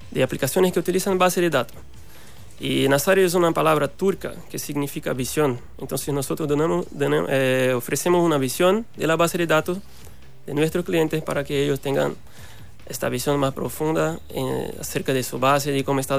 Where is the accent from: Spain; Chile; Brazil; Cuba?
Brazil; Recife, Pernambuco; soy eh, de Brasil, como dije, soy de Recife, una ciudad del nordeste de Brasil